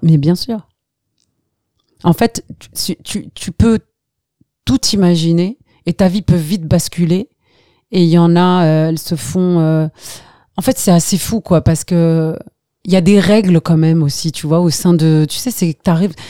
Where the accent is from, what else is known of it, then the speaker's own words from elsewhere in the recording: Algeria; also born or lived in Skikda; now in France; quand on est parti d'Algérie